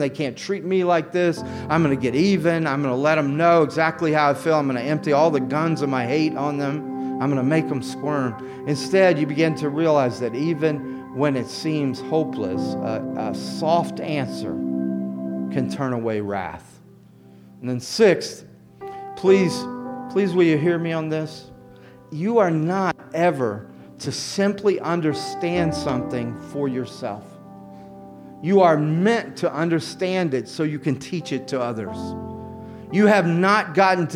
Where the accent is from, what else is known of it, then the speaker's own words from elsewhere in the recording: the South, United States; I grew up in the South